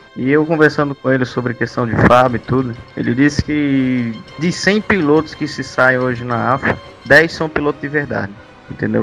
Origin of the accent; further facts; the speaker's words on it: Espírito Santo, Brazil; moved away as an adult; now in Rio Grande do Norte, Brazil; Eu sou capixaba, sou do Espírito Santo, mas já moro por aqui há 10 anos